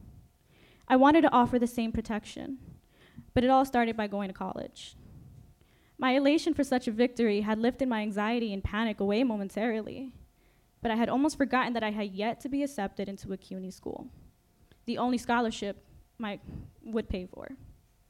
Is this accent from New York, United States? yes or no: yes; New York City, New York, United States; English is a second language; also born or lived in Mexico; I grew up in New York City, a multicultural melting pot